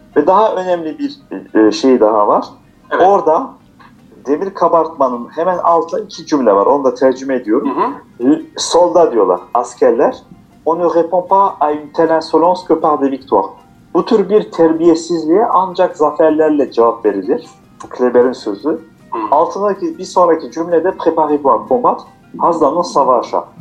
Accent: Strasbourg, Grand Est, France; also born or lived in Aksaray, Turkey / Niğde, Turkey; biz de 1979 yılında Fransa'da doğduk. Ee, ilk orta lise e, ve üniversiteyi Strasbourg'da okudum.

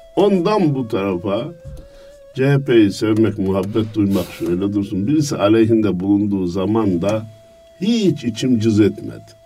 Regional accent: Kayseri Province, Turkey; Kayseri'nin Erket nahiyesinde 1950'de dünyaya gelmişim. Herkes gibi ilkokulu kendi nahiyemde okudum.

